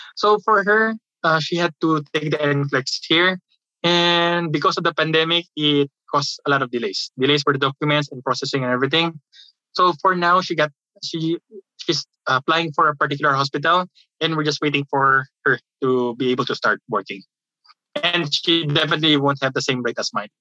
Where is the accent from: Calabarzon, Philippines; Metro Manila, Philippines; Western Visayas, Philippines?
Metro Manila, Philippines; Manila; moved away as an adult; now in Kentucky, United States; I'm from the Philippines